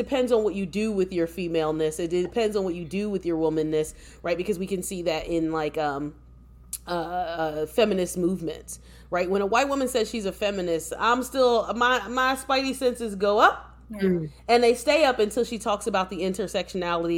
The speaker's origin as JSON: {"language": "English", "country": "United States", "tie": "born or raised there", "said": "an American-born descendant of enslaved Africans"}